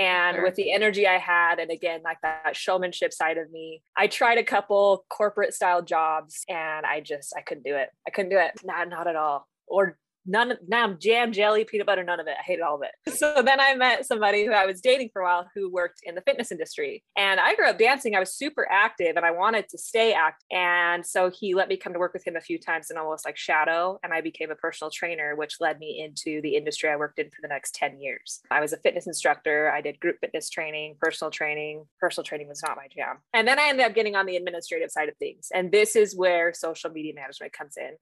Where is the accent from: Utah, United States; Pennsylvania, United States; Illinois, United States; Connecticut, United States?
Utah, United States; Northern; born and raised in Northern Utah, beautiful state